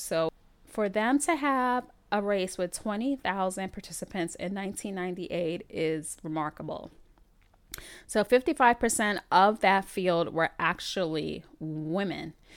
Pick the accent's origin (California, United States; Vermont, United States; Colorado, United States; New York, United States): New York, United States; New York City; I'm born and bred in the Bronx, New York